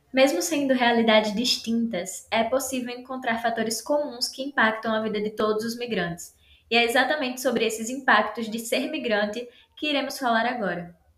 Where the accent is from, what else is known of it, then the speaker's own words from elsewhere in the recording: Rio Grande do Norte, Brazil; now in Rio de Janeiro, Brazil; eu sou potiguar do Rio Grande do Norte.